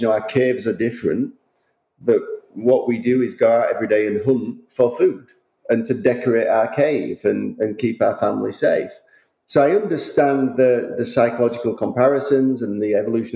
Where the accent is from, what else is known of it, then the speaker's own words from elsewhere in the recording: United Kingdom; now in Westchester, United States; as a Brit living in America, I didn't see my family for a massive period of time